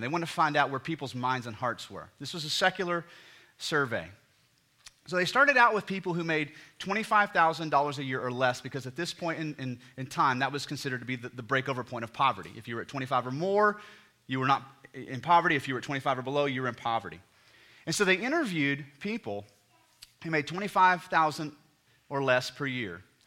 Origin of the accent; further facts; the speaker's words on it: United States; we're all Americans, and so we grew up in a culture and society that the very D N A of the ethos of American culture is dreaming